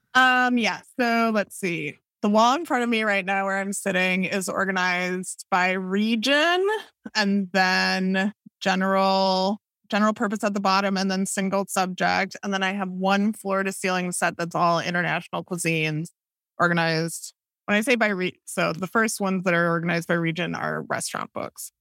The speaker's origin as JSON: {"language": "English", "town": "Madison", "region": "Wisconsin", "country": "United States", "tie": "born or raised there", "said": "I grew up in Madison, Wisconsin"}